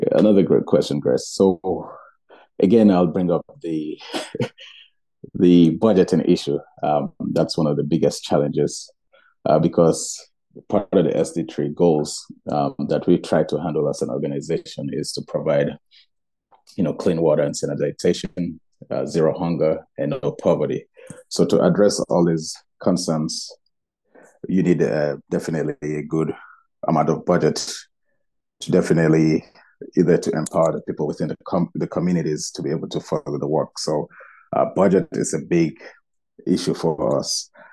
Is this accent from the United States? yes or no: no; Gambia; my home country, the Gambia